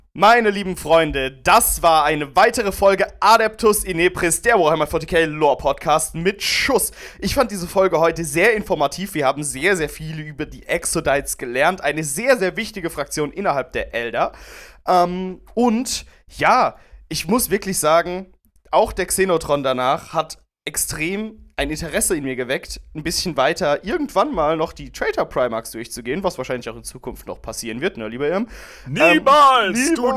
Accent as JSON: {"language": "German", "country": "Germany", "said": "wir sind ja Deutsche"}